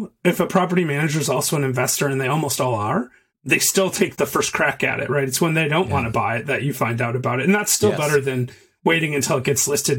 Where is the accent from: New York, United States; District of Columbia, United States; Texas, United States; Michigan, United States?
Michigan, United States; moved away as an adult; now in Chattanooga, United States; I'm from Michigan.